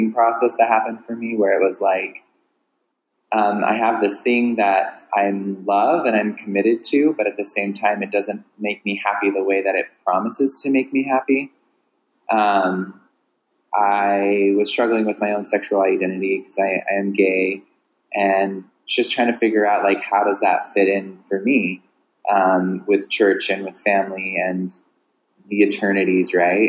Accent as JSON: {"language": "English", "region": "Southern California", "country": "United States", "tie": "born or raised there", "said": "I grew up in Southern California"}